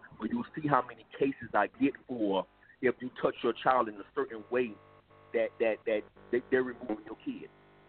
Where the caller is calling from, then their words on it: Miami, Florida, United States; I'm calling from Miami.